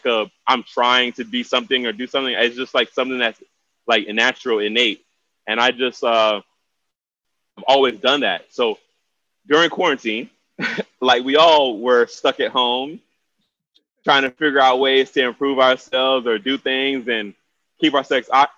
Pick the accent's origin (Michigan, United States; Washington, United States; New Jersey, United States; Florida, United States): Florida, United States; Miami; now in Atlanta, United States; 305 to the fullest. Born and raised, Miami